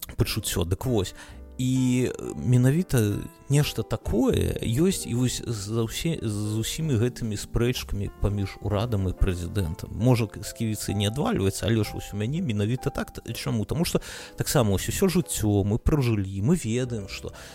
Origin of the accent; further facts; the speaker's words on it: Belarus; now in Lithuania; мы як беларусы